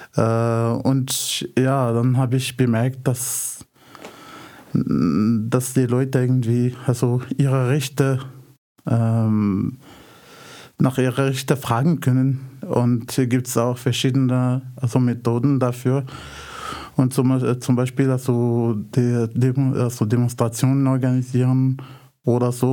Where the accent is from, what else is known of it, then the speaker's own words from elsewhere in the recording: Casablanca, Casablanca-Settat, Morocco; German is a second language; moved away as an adult; now in Austria; ich komme aus äh, Casablanca, Marokko